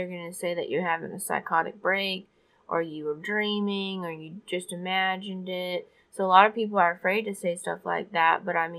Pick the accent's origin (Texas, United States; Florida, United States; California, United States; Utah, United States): Florida, United States; I'm from Florida. I've been down to that area.